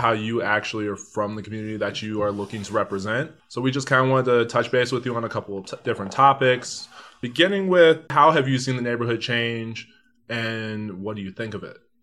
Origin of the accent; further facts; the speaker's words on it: Denver, Colorado, United States; I grew up in Northeast Park Hill